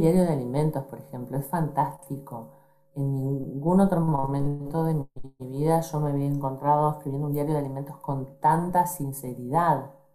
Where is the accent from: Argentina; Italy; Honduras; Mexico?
Argentina; Rosario, Santa Fe; En Argentina. Nací en Rosario, a 300 kilómetros más o menos